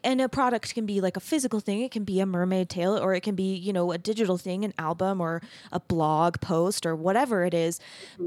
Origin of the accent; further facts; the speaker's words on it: Arizona, United States; moved away as an adult; also born or lived in Texas; I grew up in Arizona